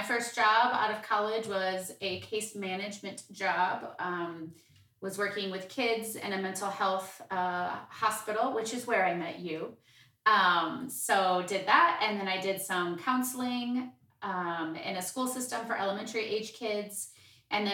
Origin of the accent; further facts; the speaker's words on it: Mishawaka, Indiana, United States; also born or lived in Elkhart, Indiana / Bloomington, Indiana; I grew up in Northern Indiana, was born in Elkhart, Indiana, to be exact, but spent most of my growing up years in Mishawaka, Indiana.